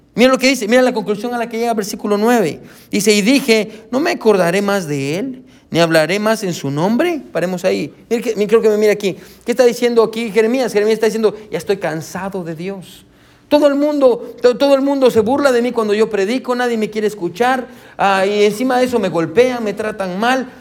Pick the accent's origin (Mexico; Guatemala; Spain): Guatemala; now in United States; yo soy de Guatemala, y yo extraño Guatemala.